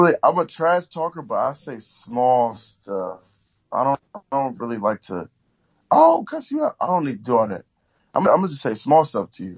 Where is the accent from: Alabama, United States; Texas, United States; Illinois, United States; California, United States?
California, United States; Oakland; I'm from Oakland. You know, we get, we get everything out the mud out here